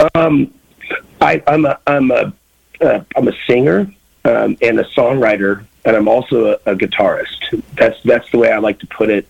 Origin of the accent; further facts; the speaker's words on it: Kansas City, Missouri, United States; I grew up in Kansas City, Missouri